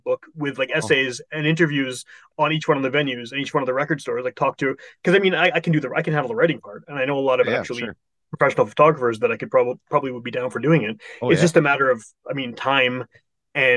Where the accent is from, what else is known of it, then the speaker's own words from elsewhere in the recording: Winnipeg, Manitoba, Canada; the house I grew up in Wolseley from like 1980s